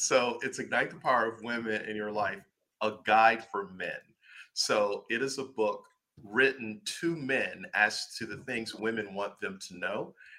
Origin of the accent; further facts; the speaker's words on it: Buffalo, New York, United States; now in Orlando, United States; But I'm from Buffalo, New York.